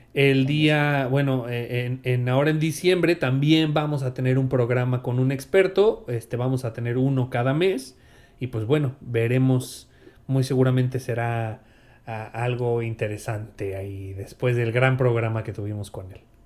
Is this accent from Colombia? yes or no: no; Mexico; uno como mexicano